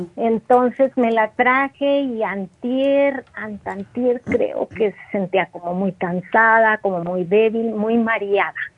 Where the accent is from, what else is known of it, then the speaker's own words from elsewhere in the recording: Mexico; moved away; yo ando acá en, en mi pueblo, en México